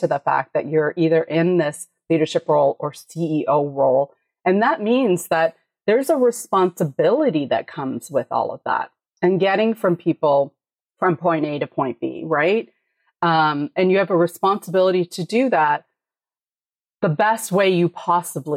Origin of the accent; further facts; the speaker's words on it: Canada; I'm Canadian